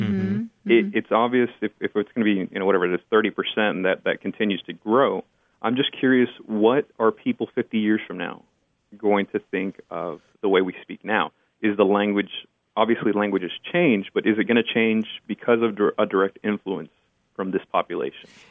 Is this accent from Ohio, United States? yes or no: no; Brownsville, Texas, United States; first language Spanish; English is a second language; now in Dallas, United States; I was born in Brownsville, Texas, which is right on the border with Mexico.